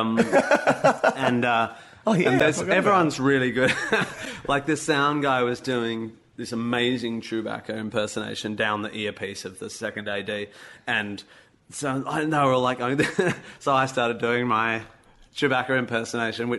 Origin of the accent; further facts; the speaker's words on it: Australia; I'm an Aussie